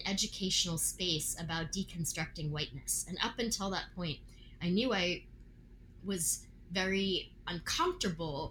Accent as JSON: {"language": "English", "region": "Virginia", "country": "United States", "tie": "born or raised there", "said": "I grew up in Virginia."}